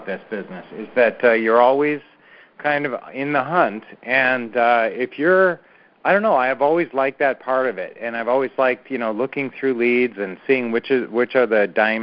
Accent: Minneapolis, Minnesota, United States; now in Phoenix, United States; Our original hometown, well, we were raised in Minneapolis area

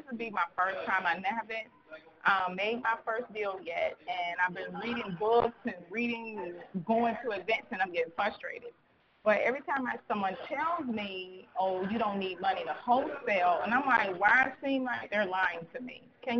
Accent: Detroit, Michigan, United States; now in Jacksonville, United States; Well, I'm from Detroit, Michigan, but I'm here in Jacksonville, Florida, getting ready to move to Houston, Texas.

